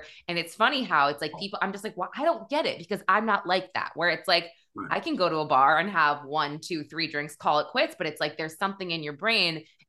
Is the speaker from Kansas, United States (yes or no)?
no; Manchester, New Hampshire, United States; now in New York City, United States; I'm from New Hampshire. I'm actually from Adam Sandler's hometown.